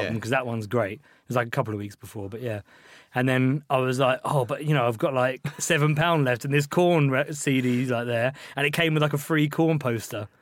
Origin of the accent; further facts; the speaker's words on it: Ashford, South East England, United Kingdom; also born or lived in Liverpool; I grew up in Ashford, which is just like a pretty shit town